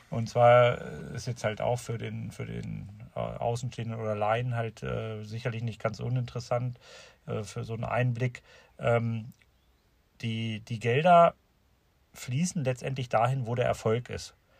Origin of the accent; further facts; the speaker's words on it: Seesen, Lower Saxony, Germany; hier bei uns in Seesen